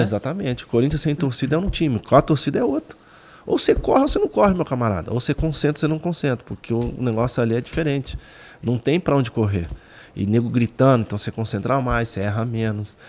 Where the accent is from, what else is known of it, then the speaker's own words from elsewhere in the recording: Minas Gerais, Brazil; moved away; Eu sou mineiro